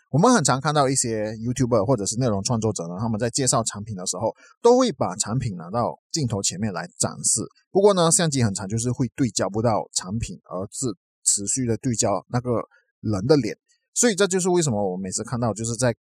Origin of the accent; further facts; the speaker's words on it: Malaysia; 我们马来西亚这边的那个疫情呢，都还是几万个确诊人数